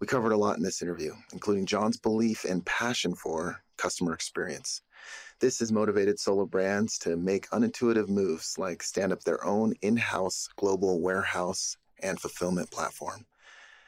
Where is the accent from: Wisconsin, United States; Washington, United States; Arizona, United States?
Arizona, United States; now in Provo, United States; I grew up in Arizona